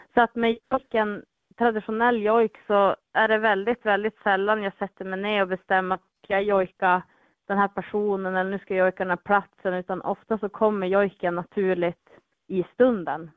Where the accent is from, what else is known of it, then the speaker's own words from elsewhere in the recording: Vilhelmina, Västerbotten County, Sweden; Vilhelminområdet där jag är ifrån